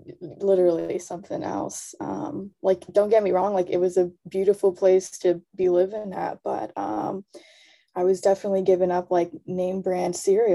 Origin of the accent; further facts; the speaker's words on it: Southern California, United States; also born or lived in Florida; Yeah, I'm in LA right now. I was born and raised here in SoCal.